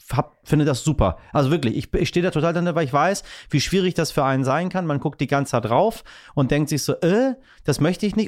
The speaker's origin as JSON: {"language": "German", "country": "Iran", "moved": "yes", "lives_now": "Hamburg, Germany", "said": "ich bin als Iraner"}